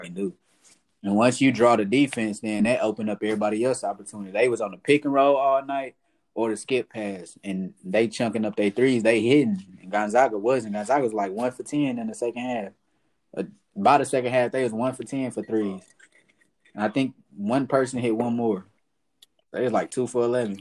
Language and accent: English; Fort Worth, Texas, United States; also born or lived in Atlanta / Crowley; I'm from South Side of Fort Worth. Uh, I grew up there